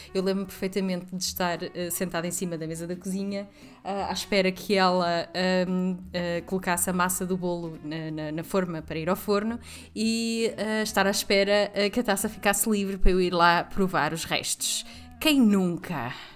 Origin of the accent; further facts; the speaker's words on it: the North, Norte, Portugal; moved away as an adult; now in Lisbon, Portugal; eu sou do Norte, mas vivo em Lisboa há quase uma década